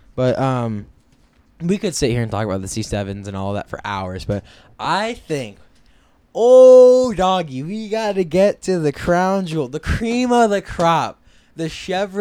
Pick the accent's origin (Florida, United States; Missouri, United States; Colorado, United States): Florida, United States; Miami; I grew up in Miami, Florida